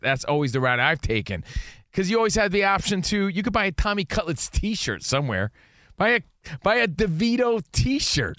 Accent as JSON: {"language": "English", "town": "Union", "region": "New Jersey", "country": "United States", "said": "an Italian American, and I'm from Jersey, Union, New Jersey"}